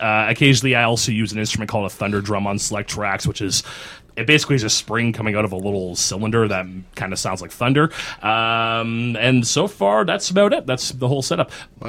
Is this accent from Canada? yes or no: yes; Kitchener, Ontario, Canada; Born and raised in Kitchener-Waterloo, so That's my home.